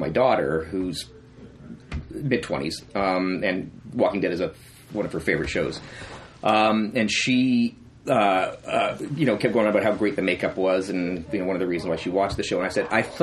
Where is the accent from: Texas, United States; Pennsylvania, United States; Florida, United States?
Florida, United States; moved away as an adult; also born or lived in London, Ontario / Oakville, Ontario; I grew up in Florida, and my heritage is from Canada